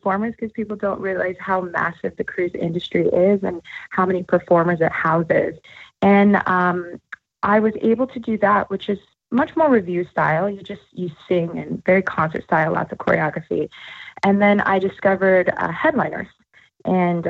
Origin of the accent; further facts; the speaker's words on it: Thornton, Colorado, United States; I am from Thornton, Colorado, and which is just outside of Denver